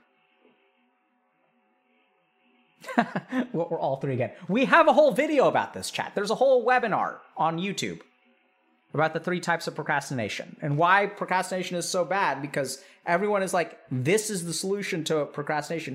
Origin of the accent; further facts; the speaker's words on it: Texas, United States; growing up in Texas